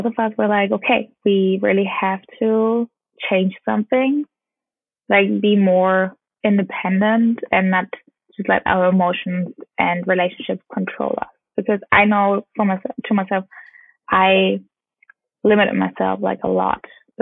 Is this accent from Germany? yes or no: yes; Bamberg, Bavaria, Germany; English is a second language; moved away as an adult; now in Los Angeles, United States; my hometown